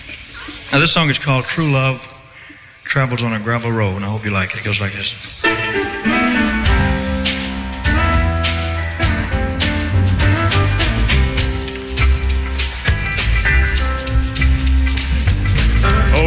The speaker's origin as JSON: {"language": "English", "town": "Memphis", "region": "Tennessee", "country": "United States", "tie": "born or raised there", "said": "Memphis, my hometown"}